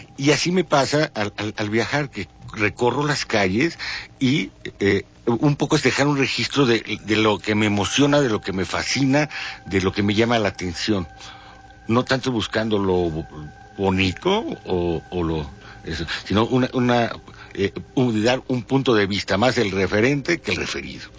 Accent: Mexico City, Mexico; como mexicano chilango

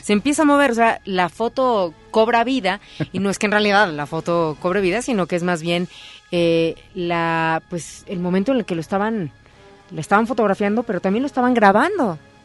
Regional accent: Naucalpan, State of Mexico, Mexico; desde mi pueblo, Naucalpan, bueno, ahí cerca

